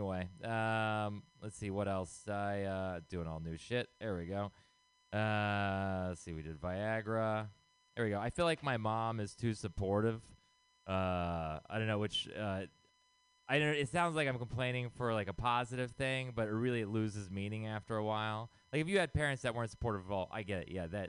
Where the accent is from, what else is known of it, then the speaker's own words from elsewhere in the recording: Texas, United States; now in San Francisco, United States; I am not from here originally. I moved here from Texas. And, you know, being from a place that conservative, I was like, San Francisco is going to be super liberal